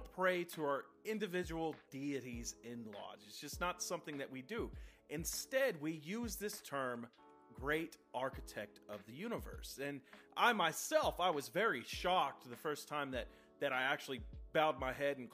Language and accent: English; Texas, United States; I come from Texas, and a part of Texas that produces over 40% of the world's cotton